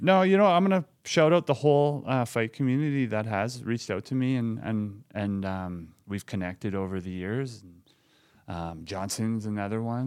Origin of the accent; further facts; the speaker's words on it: Lloydminster, Canada; growing up in Lloydminster